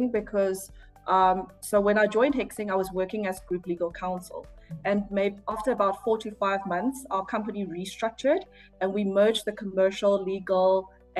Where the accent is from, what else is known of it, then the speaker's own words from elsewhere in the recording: Port Elizabeth, Eastern Cape, South Africa; moved away as an adult; also born or lived in Taiwan / China; now in Johannesburg, South Africa; growing up in South Africa, like, you know, everything was more, you know, relaxed, slow. So I'm a PE girl, so I moved from Port Elizabeth to Johannesburg